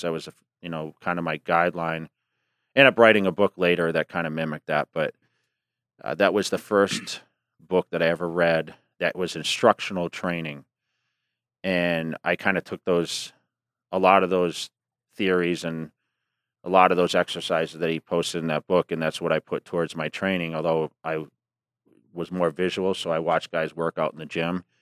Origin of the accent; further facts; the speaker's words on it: near Worcester, Massachusetts, United States; I joined the local Gold's Gym, which was Worcester, Massachusetts, right outside my, my hometown